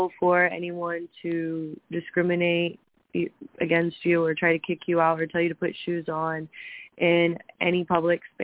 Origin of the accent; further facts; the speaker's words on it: Ohio, United States; we're from Ohio